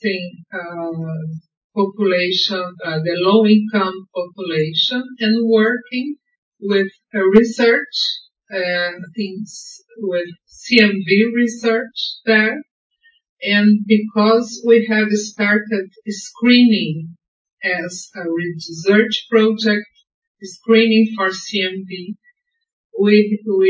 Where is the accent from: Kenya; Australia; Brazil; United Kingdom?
Brazil; I'm from Brazil, University of São Paulo.